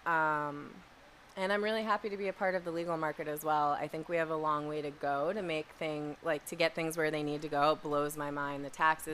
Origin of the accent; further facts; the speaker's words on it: East Coast, United States; I'm from the East Coast